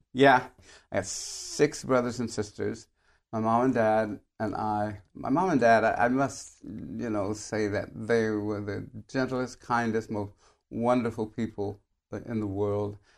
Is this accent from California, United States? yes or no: yes; San Francisco, California, United States; I grew up in San Francisco, which was absolutely the, the greatest place that I could have been brought up